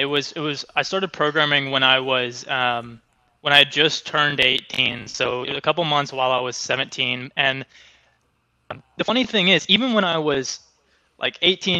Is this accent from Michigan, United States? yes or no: no; Oklahoma, United States; So now, Oklahoma isn't really known as one of the big tech hubs or anything like that. So it's not like I was just completely surrounded by tech from the day I was born.